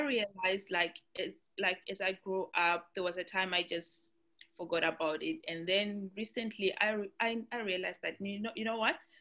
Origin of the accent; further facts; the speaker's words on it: Zimbabwe; now in Australia; I'm from Australia, originally from Zimbabwe